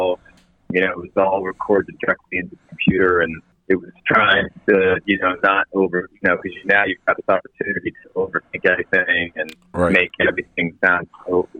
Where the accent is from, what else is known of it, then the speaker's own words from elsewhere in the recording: Santa Barbara, California, United States; moved away as an adult; also born or lived in Los Angeles; now in United Kingdom; I grew up in Santa Barbara, which is just north of Los Angeles